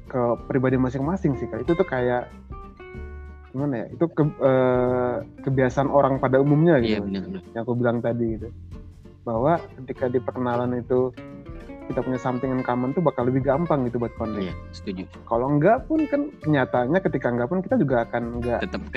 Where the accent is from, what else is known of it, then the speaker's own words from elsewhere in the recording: Maumere, East Nusa Tenggara, Indonesia; now in Yogyakarta, Indonesia; Okay uh, asalku dari Maumere, Flores, Nusa Tenggara Timur. Kalau aktivitasku sekarang, uh, aku kerja sambil kuliah S2 di jurusan perminyakan UPN Veteran Yogyakarta.